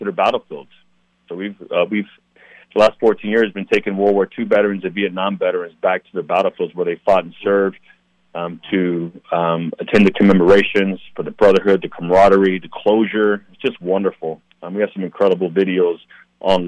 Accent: San Diego, California, United States; born and raised in San Diego, big military town

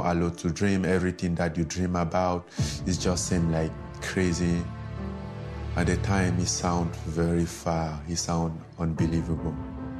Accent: Cameroon; moved away; I grew up in Cameroon.

